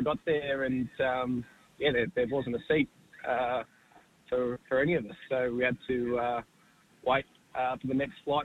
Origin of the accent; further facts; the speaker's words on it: Caboolture, Queensland, Australia; moved away as an adult; now in Victoria, Australia; I was born in Queensland, at Caboolture up there. I was still training in Queensland at the time. We moved to Burren Beat a few years ago, but now we're out at the family farm at Mexton.